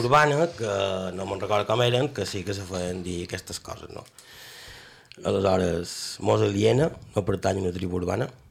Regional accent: Majorca, Balearic Islands, Spain; com a bon mallorquí

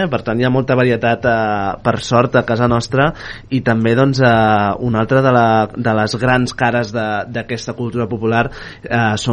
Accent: Terrassa, Catalonia, Spain; som de Terrassa.

